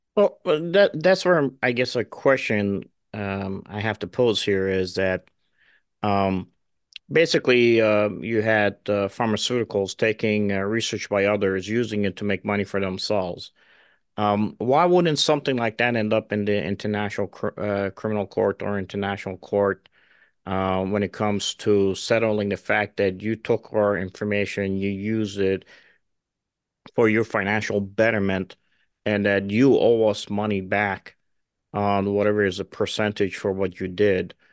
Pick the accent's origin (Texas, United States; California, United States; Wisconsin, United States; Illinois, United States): Illinois, United States; Chicago; I'm from Chicago